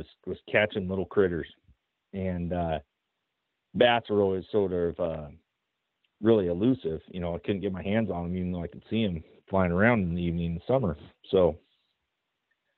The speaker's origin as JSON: {"language": "English", "region": "Oregon", "country": "United States", "tie": "born or raised there", "said": "I'm born and raised in Oregon."}